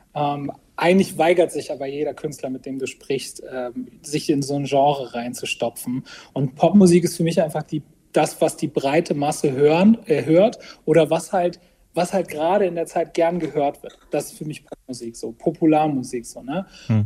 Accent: Bremerhaven, Bremen, Germany; now in Bremen, Germany; gebürtiger Bremerhavener und dann jetzt in äh, Bremen äh, wohne ich.

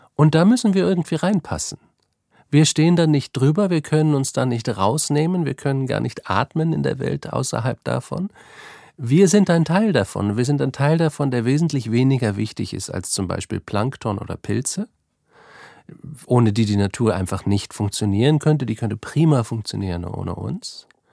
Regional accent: Northern Germany, Germany; moved away as an adult; now in Vienna, Austria; Ich bin, wie man unschwer hört, kein Österreicher. Ich komme eigentlich aus Deutschland, aus Norddeutschland

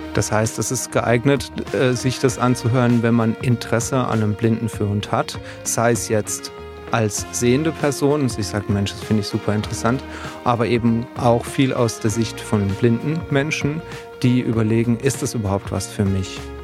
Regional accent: Odenwald, Germany; ich komme aus dem Odenwald

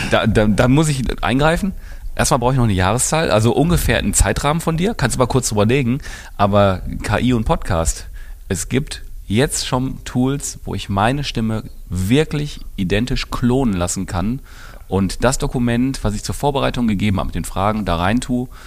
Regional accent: Essen, North Rhine-Westphalia, Germany; ich als Essener kenne eure Marke

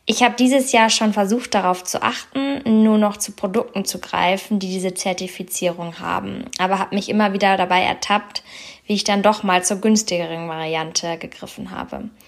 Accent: Germany; bei uns in Deutschland

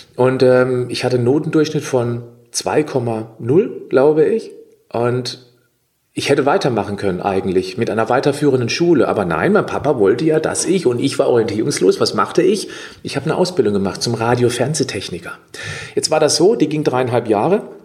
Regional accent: Dreisam Valley, east of Freiburg, Baden-Württemberg, Germany; ich komme ja aus dem Dreisamtal, das ist östlich von Freiburg gelegen, also ich lebe hier im Südschwarzwald

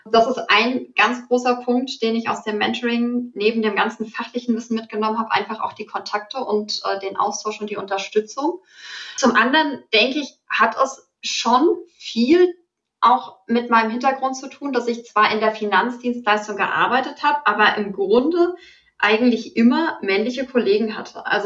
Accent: Frankfurt, Hesse, Germany; Ich komme ursprünglich aus Frankfurt und da gibt's ja auch sehr stark den Börsenbezug.

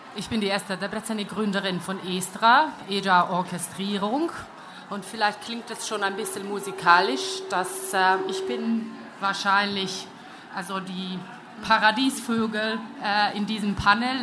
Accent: Hungary; German is a second language; now in Germany; ich bin Ungarin, lebe in Deutschland

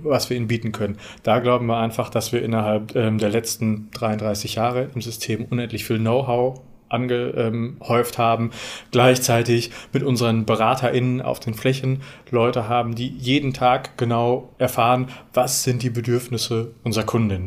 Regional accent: Werne, North Rhine-Westphalia, Germany; moved away as an adult; now in Münster, Germany; Wir kommen beide äh, gebürtig aus Werne

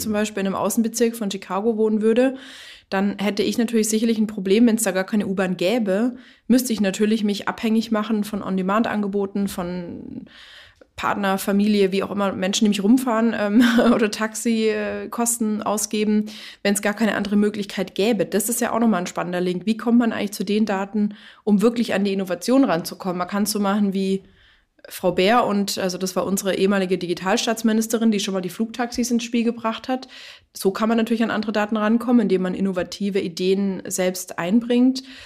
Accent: Germany; bei uns in Deutschland

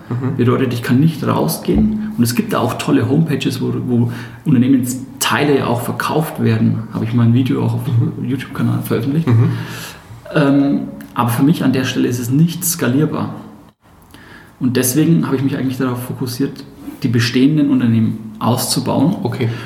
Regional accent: Hersbruck, Bavaria, Germany; accent: Franconian; entschuldigt meinen fränkischen Dialekt den kann ich nur teilweise ausstellen. Ich selbst bin 31 Jahre und komme aus Hersbruck, das ist im Nordosten von Nürnberg. Bin da groß geworden

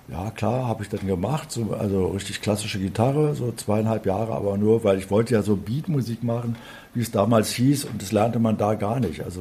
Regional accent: West Berlin, Berlin, Germany; So haben also viele Musiker damals in West-Berlin, wo ich aufgewachsen bin, einen Taxischein gemacht.

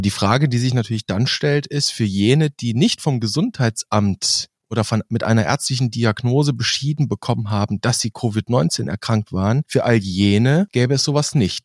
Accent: Germany; Bei uns in Deutschland

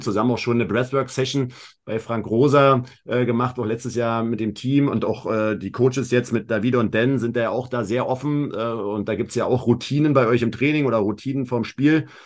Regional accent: Berlin, Germany; Wir kommen beide aus Berlin

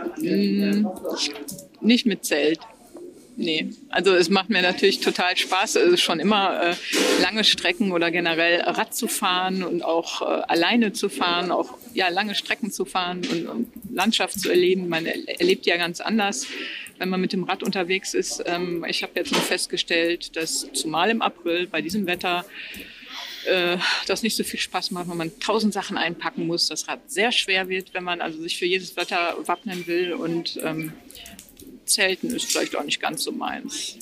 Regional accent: Wesel, North Rhine-Westphalia, Germany; moved away; ich komme ursprünglich aus Wesel am Niederrhein

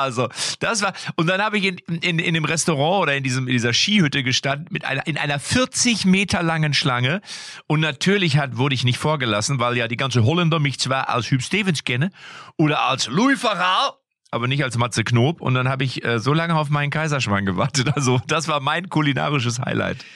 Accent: Lippstadt, North Rhine-Westphalia, Germany; also auch bei uns in Lippstadt, ich komme ja aus Lippstadt, wie ihr wisst, ist ein beliebtes Ausflugsziel

